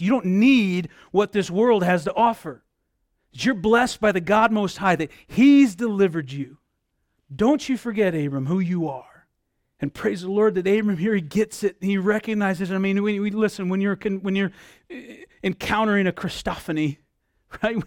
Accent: United States; I'm an American

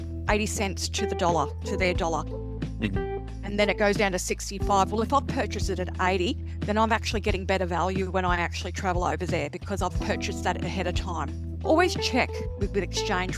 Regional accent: Australia; as an Australian

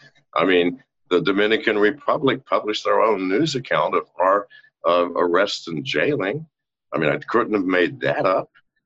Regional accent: England, United Kingdom; born there; I was born on an army base. That makes me born on U.S. soil. It also makes me born in England. So I'm both British and American.

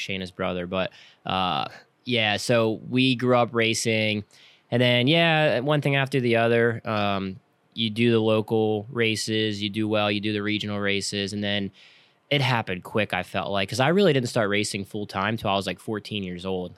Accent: King of Prussia, Pennsylvania, United States; now in Lancaster, United States; I grew up outside of Philadelphia, uh, near King of Prussia area

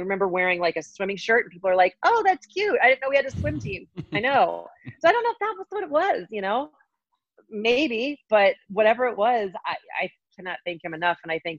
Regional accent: Colorado, United States; also born or lived in Arizona; I grew up in Colorado. Oh, so grew up here and did all my training here. Went to the University of Arizona for 2 years and then came back to Colorado.

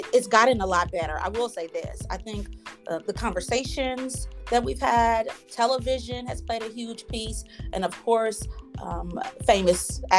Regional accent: Kansas City, United States; I am from Kansas City, born and raised here

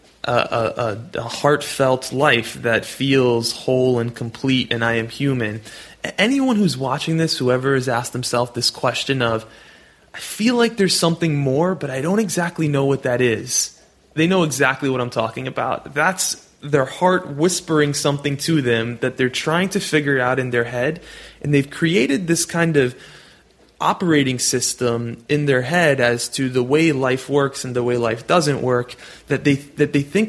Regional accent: New York City, New York, United States; I'm born and raised in New York City where there's taxi cabs and rats in the subway.

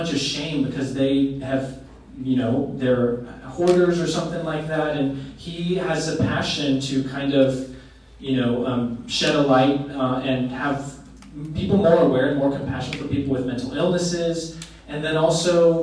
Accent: Oregon, United States; I grew up in Oregon

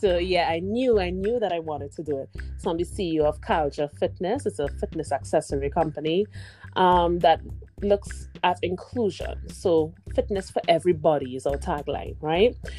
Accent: Trinidad & Tobago; moved away as an adult; now in Canada; my home country is Trinidad and Tobago, which is in the Caribbean

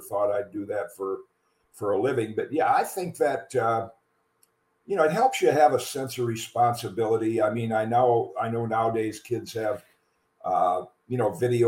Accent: 4 miles from Hope College, Michigan, United States; the local school 4 miles from my hometown was Hope College

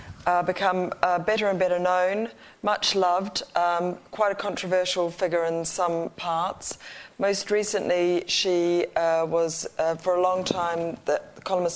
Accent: New Zealand; moved away; we come all the way from New Zealand, but it was a long time ago

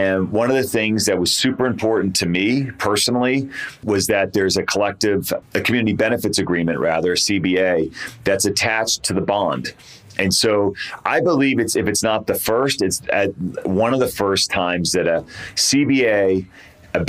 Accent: Boston, Massachusetts, United States; now in Albuquerque, United States; I was raised in the Boston area.

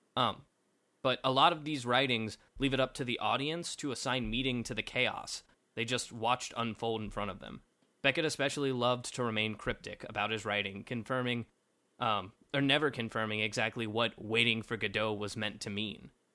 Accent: Kentucky, United States; I was raised in Kentucky

